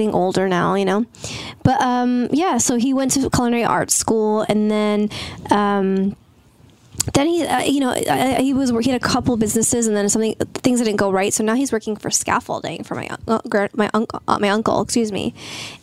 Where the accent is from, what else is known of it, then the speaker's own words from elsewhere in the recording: United States; I'm from the States